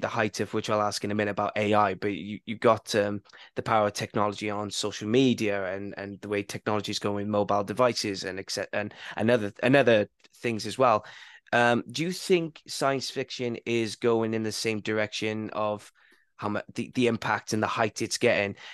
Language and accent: English; Barry, Wales, United Kingdom; my hometown of Barry